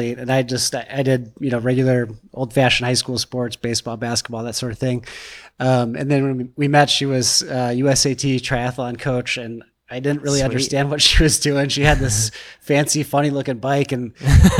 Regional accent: Illinois, United States; also born or lived in Naperville, Illinois; from Illinois, we live in Naperville right now, lived there for quite a while

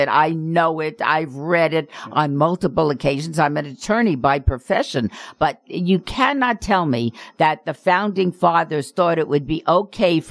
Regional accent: Las Vegas, Nevada, United States; I grew up in Las Vegas. It is very interesting being an adult in the city in which you were raised

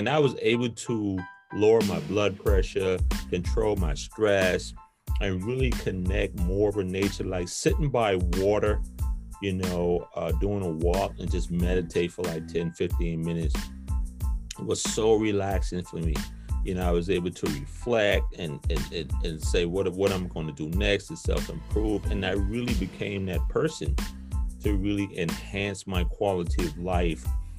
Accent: South Carolina, United States; also born or lived in New York; now in Atlanta, United States; I moved to New York from South Carolina in the 80s, and then in 06, I moved to Atlanta.

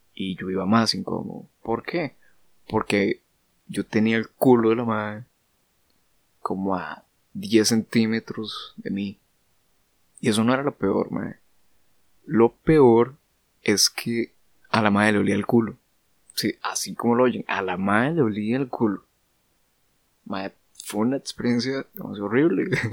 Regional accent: Costa Rica; como costarricenses, creo que estamos demasiado acostumbrados

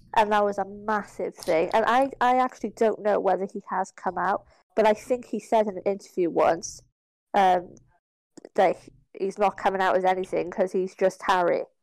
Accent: Ireland; I'm Irish.

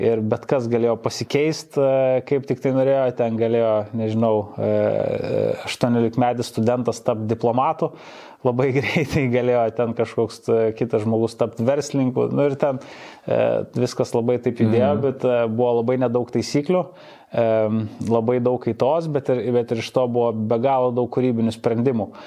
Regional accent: Vilnius, Vilnius County, Lithuania; visiškai tipinis buvau 90-ųjų e, vaikas, labai užaugau toj early 90s tokioj mhm. Vilniaus aplinkoj, kuri, manau, kažkaip mane turbūt labiausiai ir, ir suformavo kaip žmogų.

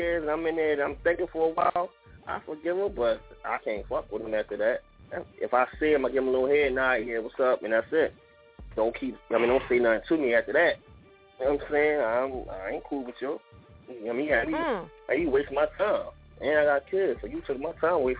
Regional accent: Philadelphia, Pennsylvania, United States; I'm from North Philly. I'm from North Philly. I mean, hard North Philly

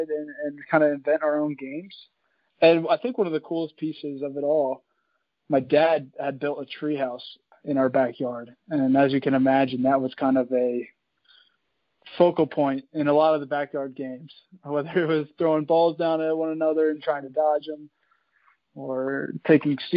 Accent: West Chester, Pennsylvania, United States; moved away as an adult; also born or lived in Wisconsin; now in Milwaukee, United States; I grew up outside of Philadelphia in a town called Westchester

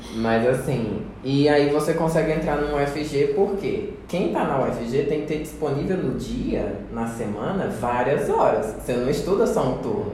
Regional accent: Paraíba, Brazil; now in Goiás, Brazil; eu não sou daqui de Goiás, mas ah, sou lá do Nordeste, da Paraíba.

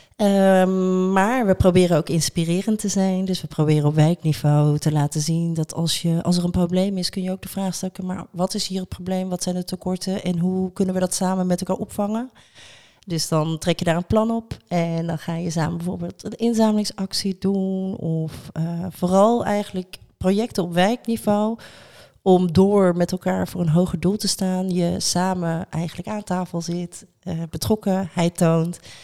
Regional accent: Rotterdam, South Holland, Netherlands; wij zelf als Rotterdammers

